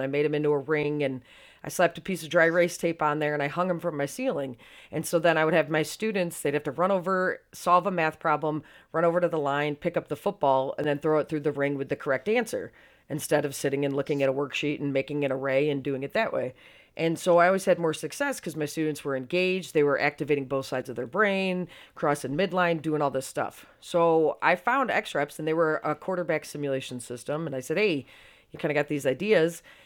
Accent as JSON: {"language": "English", "town": "Syracuse", "region": "New York", "country": "United States", "moved": "yes", "said": "I'm originally from Syracuse, New York, so I'm a lifelong Bills fan"}